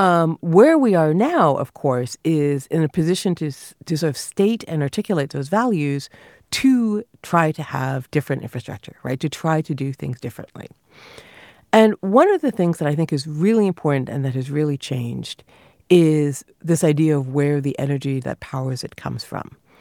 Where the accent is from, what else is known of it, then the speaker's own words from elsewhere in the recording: near Niagara Falls, Ontario, Canada; I grew up near Niagara Falls